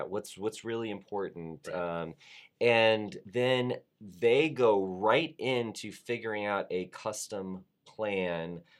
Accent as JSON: {"language": "English", "region": "Florida", "country": "United States", "said": "I'm from Florida. You and I mm-hmm. are both from Florida."}